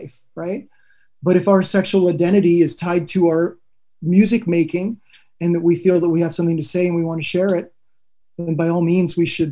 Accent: Canada; Being Spanish Canadian

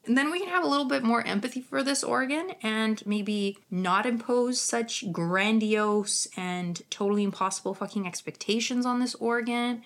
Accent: Ukraine; accent: Ukrainian; my Ukrainian accent

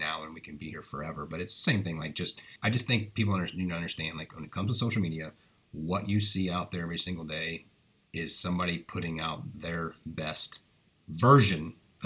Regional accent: United States; as an American, like being proud to be

